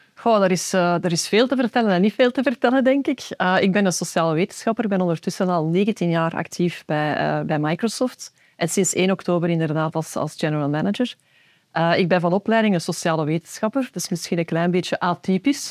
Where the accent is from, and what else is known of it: Belgium